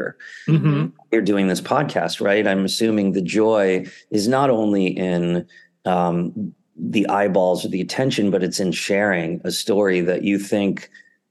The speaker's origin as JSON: {"language": "English", "town": "New City", "region": "New York", "country": "United States", "tie": "born or raised there", "said": "I grew up in Rockland County. Okay. About 20 miles north of the city in a town called New City"}